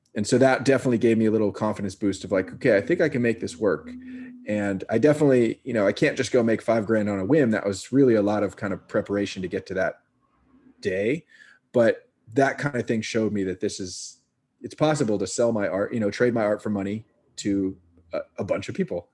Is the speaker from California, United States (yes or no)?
yes; Marin County, California, United States; also born or lived in San Francisco, California; now in Brooklyn, New York, United States; grew up in Marin County in a very creative household.